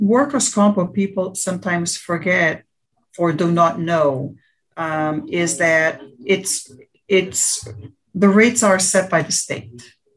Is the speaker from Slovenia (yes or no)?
no; Portugal; now in United States; I am um, born in the United States, but I grew up in Portugal